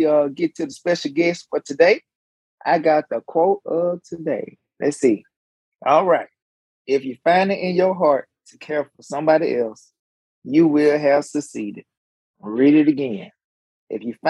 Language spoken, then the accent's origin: English; Alabama, United States; I'm an old simple country fire Alabama boy.